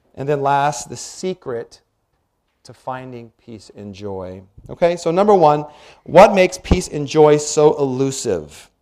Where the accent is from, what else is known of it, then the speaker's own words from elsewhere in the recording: Washington, United States; When I was about 10, 11 years old, growing up in Washington